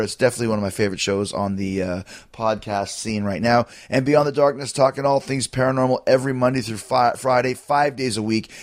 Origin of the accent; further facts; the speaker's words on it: Winnipeg, Manitoba, Canada; from my hometown of Winnipeg